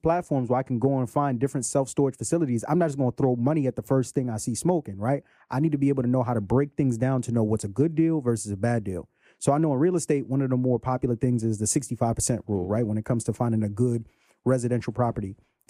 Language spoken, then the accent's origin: English; Brooklyn, New York, United States; you from Brooklyn, I'm from Brooklyn, man.